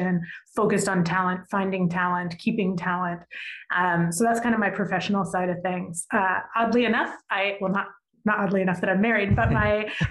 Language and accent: English; Virginia, United States; I grew up in a kind of a small to medium sized town in Virginia